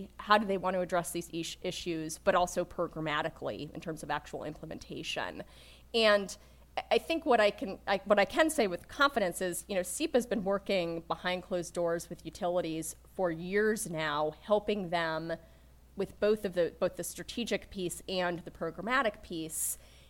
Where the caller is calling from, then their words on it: Charlottesville, Virginia, United States; I'm calling in from Virginia today. I'm actually down in Charlottesville, and we're here for our annual staff retreat.